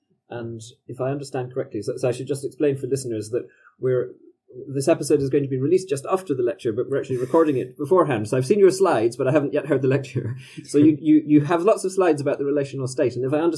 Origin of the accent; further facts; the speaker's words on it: United Kingdom; Being a Brit, listening to that makes me think of David Cameron and the Big Society.